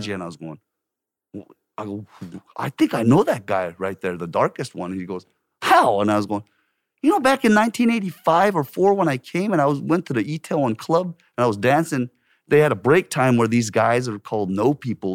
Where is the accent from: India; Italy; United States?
United States; Orange County, California; moved away as an adult; also born or lived in Korea; now in South Korea; I grew up in Orange County, and in Orange County is vastly white population